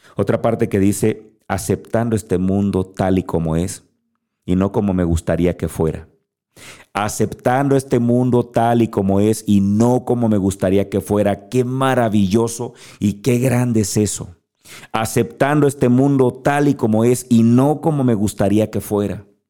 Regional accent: Guerrero, Mexico; yo soy mexicano, nací en México. Eso no lo puedo cambiar. Nací en Guerrero

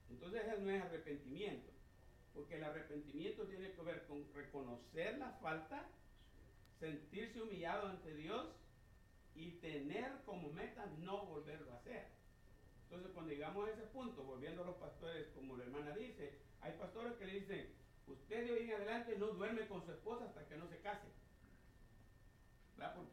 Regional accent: El Salvador; moved away; primer choque que yo tuve cuando vine de Salvador, porque venía de la centroamericana, y allá todo es igual, es un molde para todas las iglesias, una sola constitución para todos.

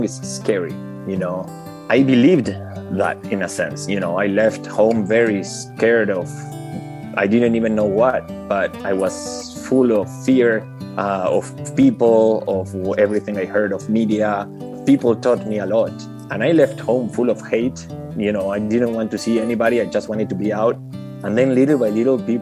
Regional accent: Argentina; moved away as an adult; I'm from here. I'm back home

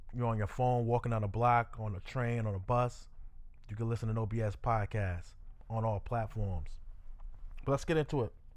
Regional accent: New York, United States; I'm from New York

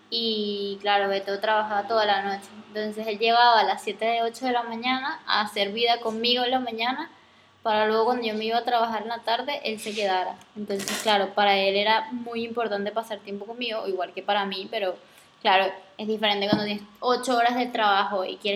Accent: Venezuela; also born or lived in Spain; soy venezolana

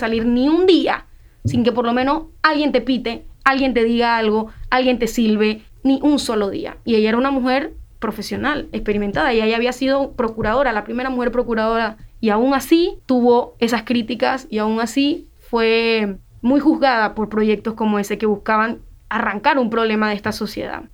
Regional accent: San Miguelito, Panama; yo soy de San Miguelito

